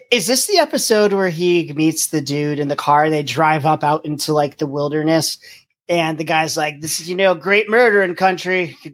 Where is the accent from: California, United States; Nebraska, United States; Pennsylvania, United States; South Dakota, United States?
Pennsylvania, United States; now in Virginia, United States; I'm from Pennsylvania and I live in Virginia now